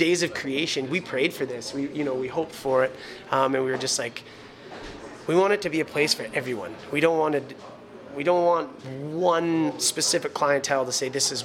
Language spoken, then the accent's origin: English; North Battleford, Saskatchewan, Canada; our family's all from here, and they still, the majority of them live here. So maybe it was something we were brought up into